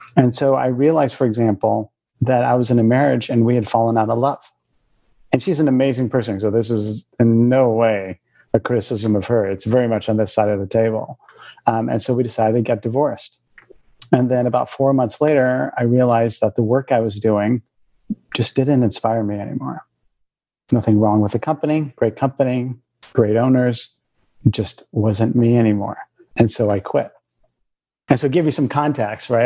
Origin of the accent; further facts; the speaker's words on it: Bay Area of California, United States; I grew up in the in the Bay Area of California. I'm first generation.